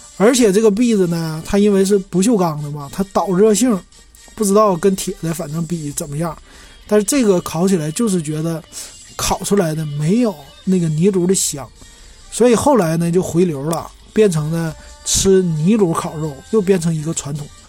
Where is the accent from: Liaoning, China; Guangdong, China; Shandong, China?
Liaoning, China; Shenyang; accent: Northeastern Mandarin; 我们东北人其实沈阳人呢，挺爱吃酸甜儿口的东西的